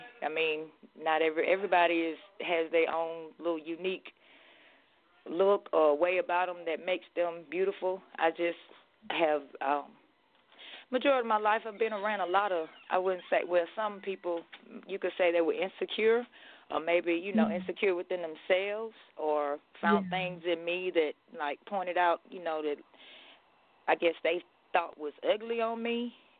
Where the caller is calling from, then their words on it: Athens, Georgia, United States; Calling from Athens, Georgia.